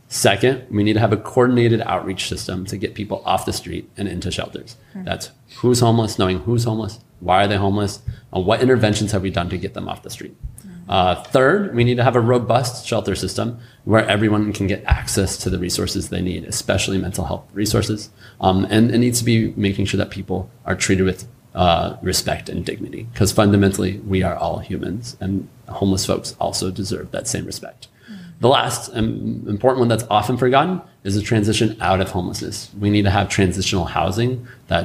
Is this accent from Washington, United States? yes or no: yes; Spokane, Washington, United States; I grew up in District 3, spent most of my life in the district, graduated from NC